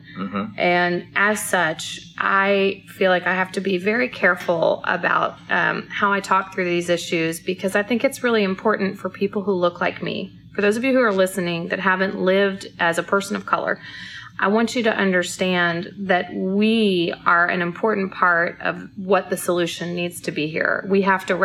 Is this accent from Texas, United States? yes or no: no; St. Louis, Missouri, United States; I was born in St. Louis. I still have a lot of family in Florissant, which is where I lived when I was born